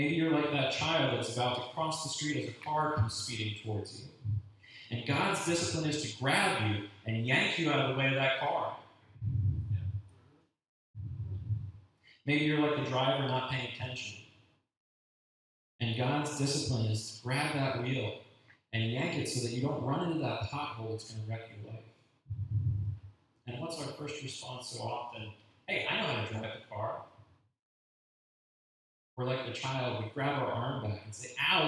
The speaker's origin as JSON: {"language": "English", "country": "United States", "said": "being an American makes it hard to be a Christian sometimes"}